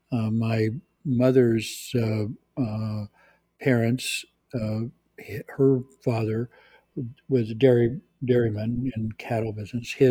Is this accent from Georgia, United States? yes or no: no; California, United States; also born or lived in Azores; Central California on a dairy farm. Uh, my family uh, Portuguese. I'm 100% Portuguese. Uh, my family comes from the Azor Islands, which are islands off of oh